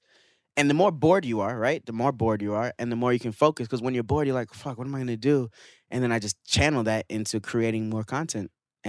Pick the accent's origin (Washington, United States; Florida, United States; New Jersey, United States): Florida, United States; also born or lived in Canada; I'm from Florida/Canada, so, you know, I got that.